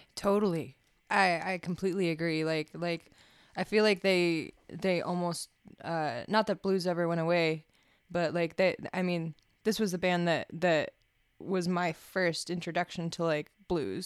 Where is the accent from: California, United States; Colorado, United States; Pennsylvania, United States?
Colorado, United States; small hometown near Blue Mesa Reservoir; there wasn't much to do in my hometown, so, like, there, it was real small, and, uh, I would just, like, listen to music in my car at night and drive out to the Blue Mesa Reservoir